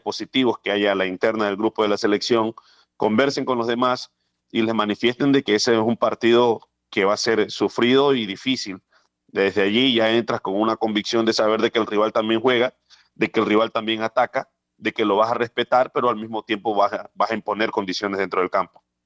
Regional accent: Esmeraldas, Ecuador; mi tierra, en mi ciudad natal, Esmeraldas, donde gran parte eh, de mis años estuve allí en lo que tiene que ver a, mi formación

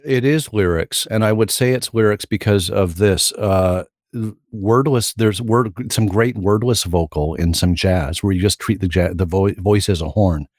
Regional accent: Sarnia, Ontario, Canada; moved away as an adult; also born or lived in Baton Rouge; we came back from Baton Rouge to Sarnia, and I was in Sarnia until I was twenty-two

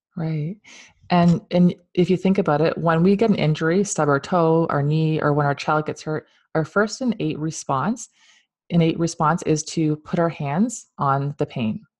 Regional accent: London, Ontario, Canada; moved away; I'm from London, that's where I was born

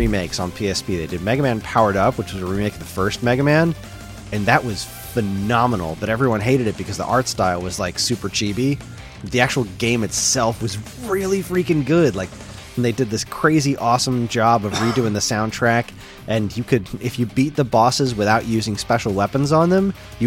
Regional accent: New Jersey, United States; I'm from New Jersey

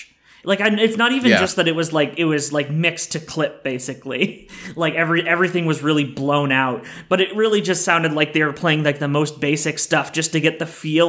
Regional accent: Canada

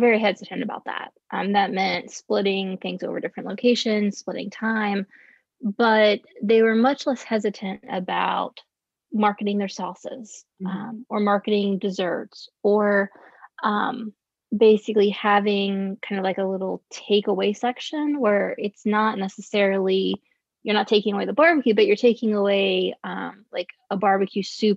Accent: Virginia, United States; growing up in Virginia

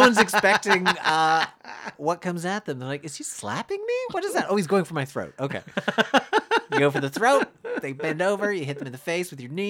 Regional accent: Canada; I drank out of the non-European water fountain because I'm not European. I'm Canadian.

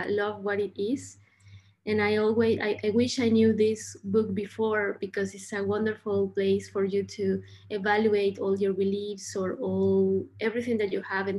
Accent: Mexico; I was born in Mexico

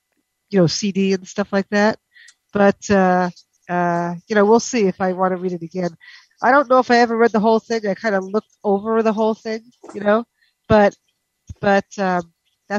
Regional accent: New York, United States; I was originally from New York

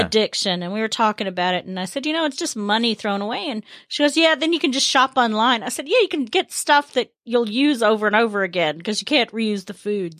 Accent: the South, United States; growing up in the South, especially, it's about who your kin folk are

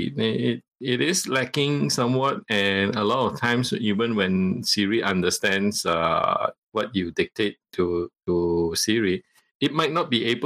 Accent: Malaysia; first language Cantonese; English is a second language; I am a Malaysian, and I'm from the ethnic Chinese Malaysian. Right? And my mother tongue is Cantonese

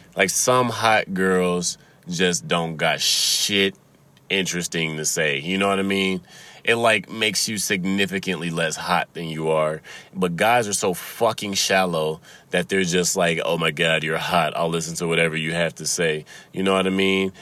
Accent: Chicago, Illinois, United States; accent: Chicago; now in Michigan, United States; I've been told that I have a Chicago accent. Uh, I've lived in Michigan for like half my life, but uh I got a Chicago accent because that's where I grew up

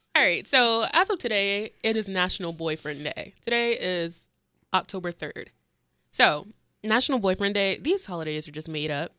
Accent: St. Petersburg, Florida, United States; I'm from St. Petersburg, Florida

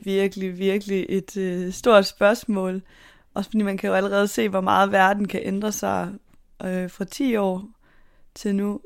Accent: Southern Jutland, Southern Denmark, Denmark; Og så er jeg nede fra Sønderjylland af.

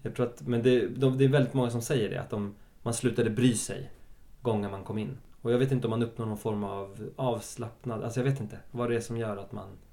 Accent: Stockholm, Stockholm County, Sweden; jag är också uppväxt på Södermalm i en väldigt svensk skola

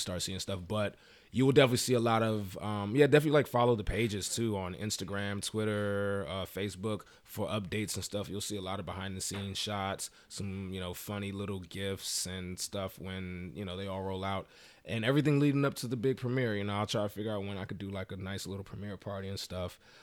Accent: Maryland, United States; I'm from Maryland

